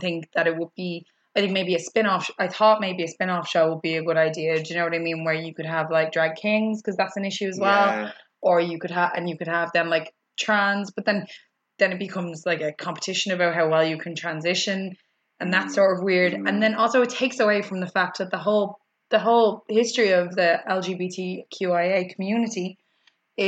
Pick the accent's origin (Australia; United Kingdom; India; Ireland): Ireland; Dublin, Leinster; I'm from Coolock